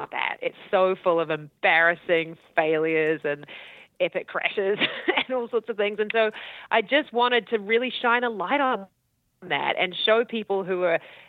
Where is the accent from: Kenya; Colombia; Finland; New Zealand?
New Zealand; accent: Kiwi; also born or lived in Auckland / Christchurch; I'm from New Zealand.